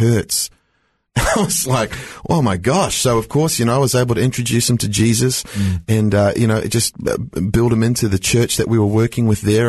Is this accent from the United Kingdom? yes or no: no; New Zealand; now in Australia; I grew up in New Zealand